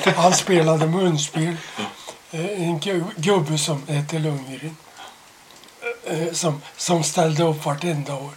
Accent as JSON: {"language": "Swedish", "country": "Sweden", "said": "jag var svensk"}